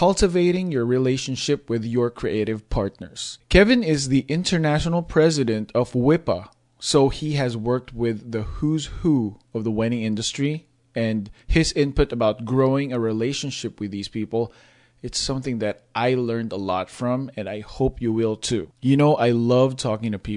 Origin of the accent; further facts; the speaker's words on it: Philippines; I grew up in the Philippines